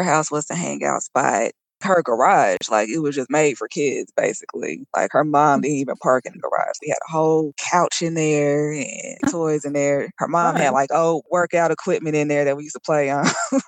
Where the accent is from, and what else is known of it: Texas, United States; born or raised there; also born or lived in Indianapolis / Colorado